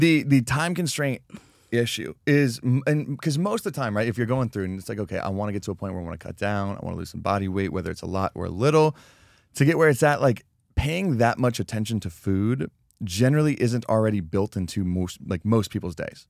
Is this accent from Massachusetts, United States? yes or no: no; Colorado, United States; growing up in Colorado, you'd go back in the Rocky Mountains